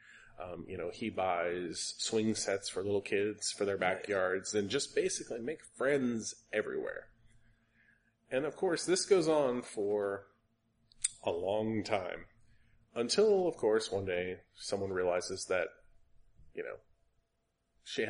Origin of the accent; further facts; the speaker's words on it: the South, United States; being a Southerner myself